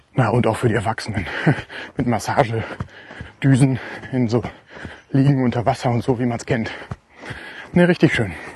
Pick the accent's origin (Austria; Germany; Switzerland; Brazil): Germany; gerade als Deutscher